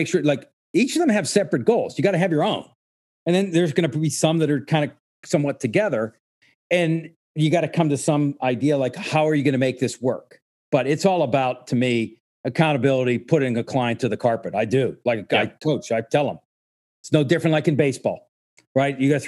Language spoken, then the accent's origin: English; Pittsburgh, Pennsylvania, United States; moved away; also born or lived in New York; my hometown, right at Point State Park in Pittsburgh